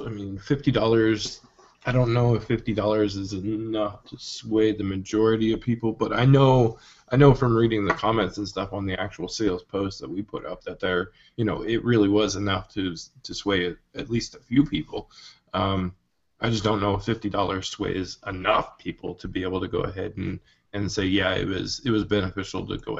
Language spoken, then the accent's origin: English; Nova Scotia, Canada; Considering I'm from Nova Scotia, our taxes are a little bit higher